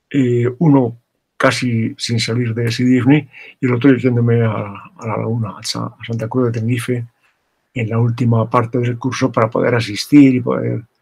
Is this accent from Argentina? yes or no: no; Morocco; also born or lived in Larache / Tangier / Tetouan; Yo viví casi sin eh, pausa unos 20 años en Marruecos, primero eh, en Arache Díaz, luego vivimos en Tánger, antes en Tetuán